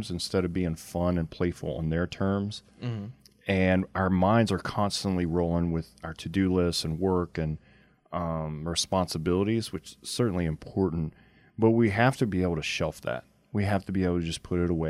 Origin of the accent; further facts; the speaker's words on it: near Simmesport, Louisiana, United States; I was born in Simsport, Louisiana